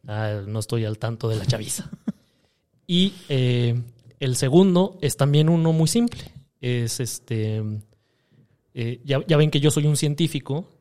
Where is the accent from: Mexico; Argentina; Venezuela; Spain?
Mexico; Monterrey, Nuevo León; yo nací en Monterrey, Nuevo León, Texas